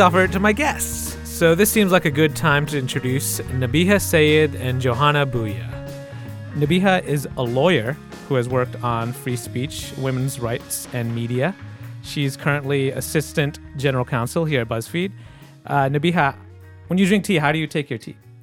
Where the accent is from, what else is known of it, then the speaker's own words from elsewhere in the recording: Michigan, United States; I grew up in Michigan